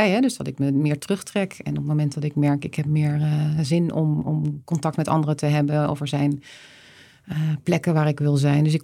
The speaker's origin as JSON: {"language": "Dutch", "town": "Leiden", "region": "South Holland", "country": "Netherlands", "tie": "born or raised there", "moved": "yes", "lives_now": "Breda, Netherlands", "said": "Ja, ik ben geboren in Leiden. Mijn moeder is Noordwijkse, mijn vader Rotterdammer. Dus ik, eh, hier, hier liggen meer mijn roots"}